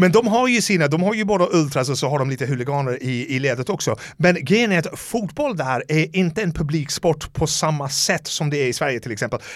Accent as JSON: {"language": "Swedish", "town": "Dublin", "region": "Leinster", "country": "Ireland", "tie": "born or raised there", "second_language": "Swedish", "moved": "as an adult", "lives_now": "Sweden", "said": "Så jag är uppvuxen i Dublin, alltså några, vad, vad kan det vara, två, tre kilometer från O'Connell Street"}